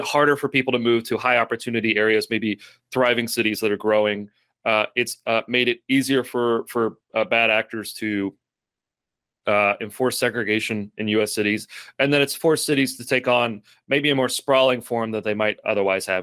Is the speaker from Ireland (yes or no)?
no; Lexington, Kentucky, United States